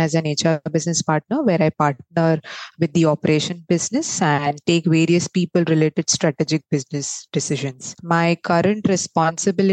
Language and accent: English; Mumbai, Maharashtra, India; also born or lived in Mangalore; I am originally from Mangalore but raised in Mumbai. Pretty much a Mumbaiker.